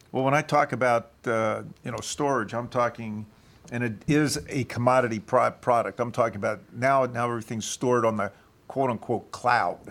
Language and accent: English; Philadelphia, Pennsylvania, United States; I grew up in Philad-, Philadelphia